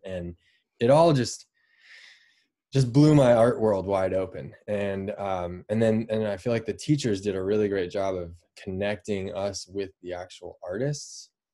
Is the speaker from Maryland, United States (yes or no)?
no; Boulder, Colorado, United States; also born or lived in Fort Collins, Colorado; I was born in Boulder, Colorado. Grew up right outside of there